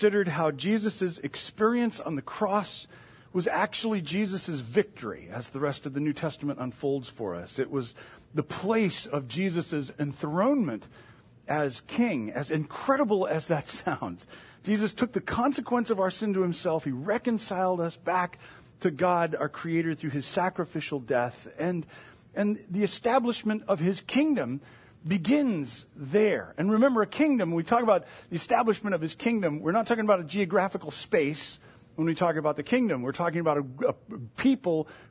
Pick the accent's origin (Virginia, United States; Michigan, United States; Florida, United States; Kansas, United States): Michigan, United States; moved away; also born or lived in Indiana; I grew up in Michigan